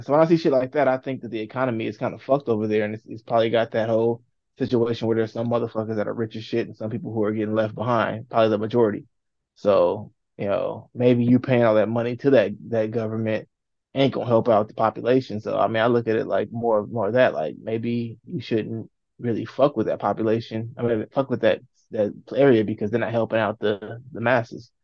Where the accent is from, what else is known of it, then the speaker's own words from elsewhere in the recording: California, United States; now in Indiana, United States; I grew up in California. have to live out here in Indiana